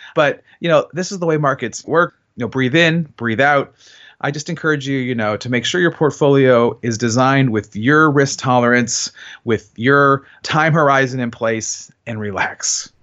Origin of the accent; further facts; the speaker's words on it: Cleveland, Ohio, United States; now in Columbus, United States; I'm from Cleveland